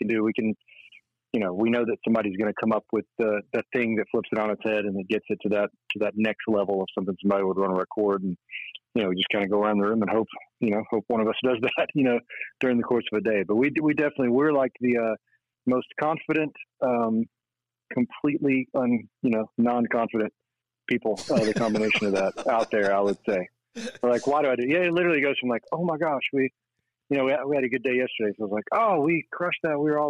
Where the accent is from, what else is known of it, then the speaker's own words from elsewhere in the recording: Danville, Kentucky, United States; Danville, Kentucky is where I'm from. So it's like a farm and factory town